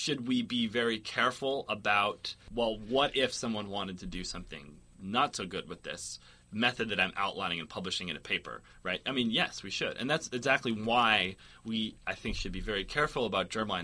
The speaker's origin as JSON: {"language": "English", "town": "Boston", "region": "Massachusetts", "country": "United States", "also_born_or_lived": "Portland / California", "moved": "as an adult", "lives_now": "Berkeley, United States", "said": "I'm from Boston"}